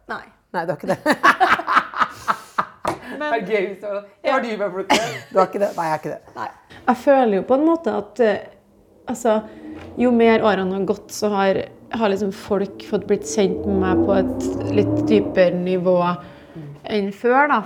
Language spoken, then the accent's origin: Norwegian; Jessheim, Akershus, Norway; jeg er fra Jessheim, men jeg har aldri klart å bli gatebilbaby.